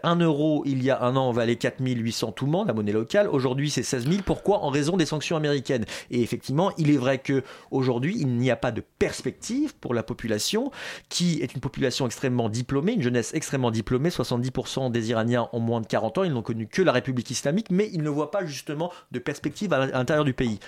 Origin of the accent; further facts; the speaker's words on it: France; en tant que Français, en dépit de mes origines, je suis considéré là-bas, comme Français